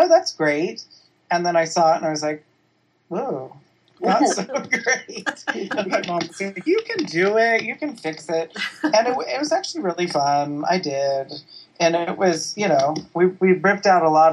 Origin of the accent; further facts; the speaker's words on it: East Bay, San Francisco Bay Area, Northern California, United States; moved away as an adult; now in Los Angeles, United States; I'm from Northern California, San Francisco in the Bay Area.